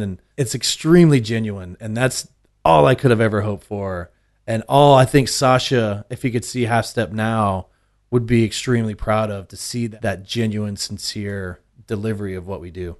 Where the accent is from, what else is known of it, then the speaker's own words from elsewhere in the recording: Austin, Texas, United States; I grew up, uh, central Austin